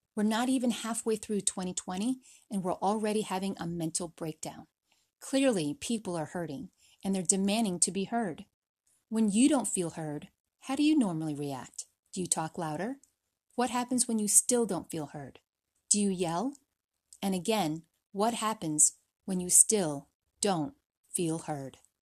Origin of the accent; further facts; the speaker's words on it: Connecticut, United States; also born or lived in Philippines; After crossing an ocean and three thousand American miles, we settled in Connecticut